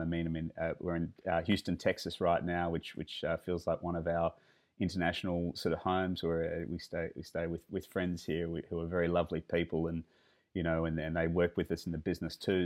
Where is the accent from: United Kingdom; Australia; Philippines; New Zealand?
Australia; that's definitely part of being Australian